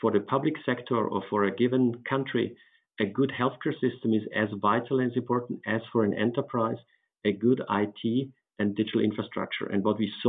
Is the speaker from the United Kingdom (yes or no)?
no; Austria; my home country, Austria